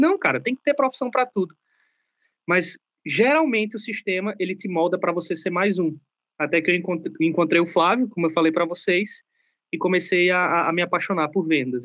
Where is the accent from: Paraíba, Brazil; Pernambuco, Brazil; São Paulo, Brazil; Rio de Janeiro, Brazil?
Pernambuco, Brazil; sertão of; moved away; also born or lived in southern Brazil; Eu venho do sertão de Pernambuco. É uma cidade aí que tem mais ou menos 80 mil habitantes. E eu não tive uma infância muito fácil